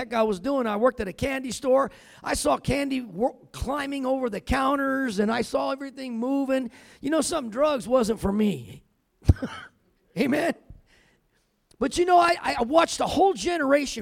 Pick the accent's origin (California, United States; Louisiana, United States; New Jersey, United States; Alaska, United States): California, United States; now in Colorado, United States; I'm from California, but I've been living in Colorado